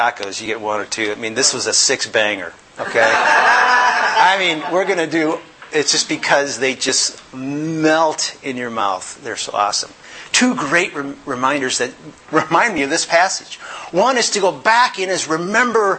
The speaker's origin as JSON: {"language": "English", "town": "Yorkville", "country": "United States", "tie": "born or raised there", "moved": "yes", "said": "I grew up in Yorkville, a little small little community"}